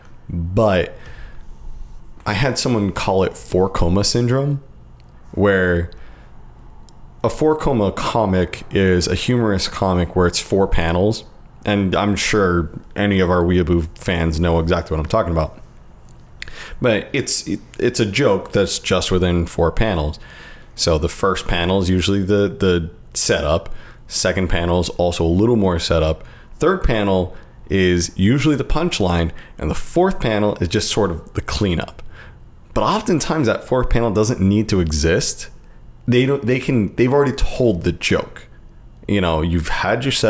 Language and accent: English; United States; as an American